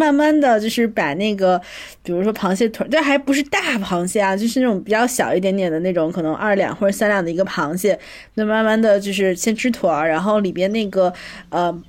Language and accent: Chinese; northern China, China; 就是我作为一个北方人，然后。就那个。从小很少吃这种水产品